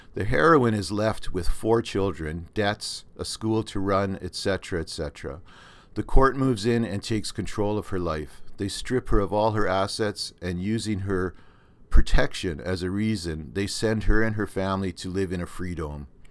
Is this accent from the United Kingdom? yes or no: no; Canada; accent: Canadian; my Canadian accent